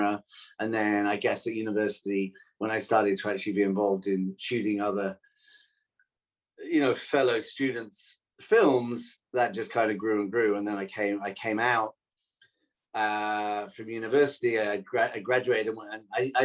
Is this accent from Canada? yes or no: no; Wales, United Kingdom; moved away as an adult; now in United States; I grew up in Wales in the 70s